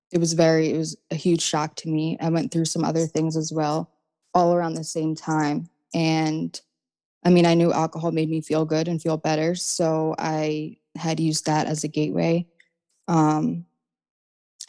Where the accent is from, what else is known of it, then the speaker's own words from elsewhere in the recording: New Jersey, United States; I'm from South Jersey